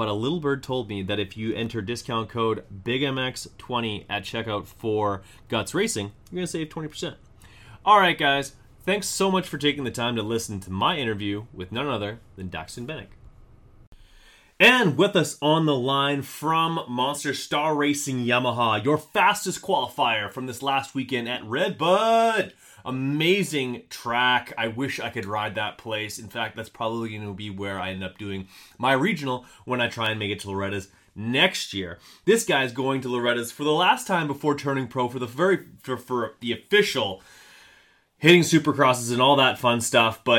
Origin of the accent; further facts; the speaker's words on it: Canada; also born or lived in Manitoba; I am Canadian as Canadian gets. I'm located right in the middle of Canada in Manitoba